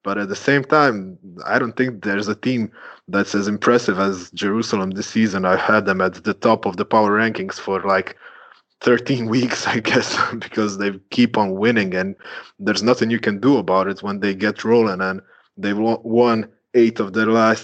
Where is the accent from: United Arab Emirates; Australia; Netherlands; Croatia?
Croatia; I'm from Croatia